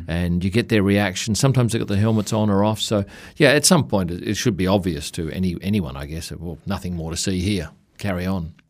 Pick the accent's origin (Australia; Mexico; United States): Australia; we come from Australia, we, we see spiders and snakes in our house